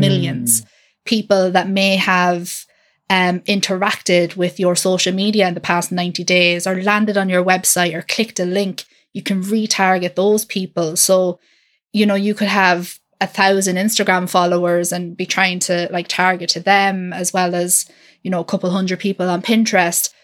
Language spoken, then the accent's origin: English; Ireland; I'm from Ireland, I'm not in the U K.